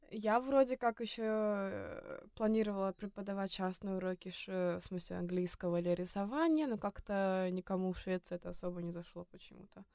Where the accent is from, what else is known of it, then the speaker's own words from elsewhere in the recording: Estonia; moved away as an adult; now in Sweden; мы жили в Эстонии, потому что я из Эстонии